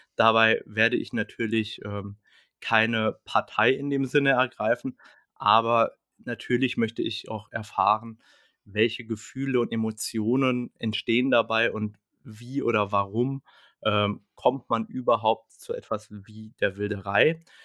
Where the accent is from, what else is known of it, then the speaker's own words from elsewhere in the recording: Germany; Bei uns in Deutschland